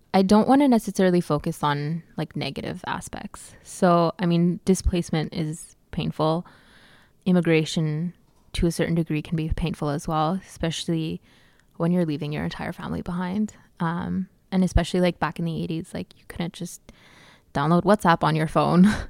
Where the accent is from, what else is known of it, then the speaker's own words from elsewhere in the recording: Calgary, Alberta, Canada; I grew up in Calgary, and we are we're surrounded by the Rockies